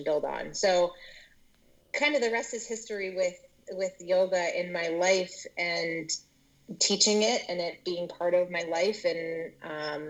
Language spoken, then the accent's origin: English; Philadelphia, Pennsylvania, United States; also born or lived in Pittsburgh, Pennsylvania / Conshohocken, Pennsylvania; So I am originally born in Pittsburgh, Pennsylvania, and we moved to the Philadelphia area when I was 3 years old. So I grew up, I went to Radnor High School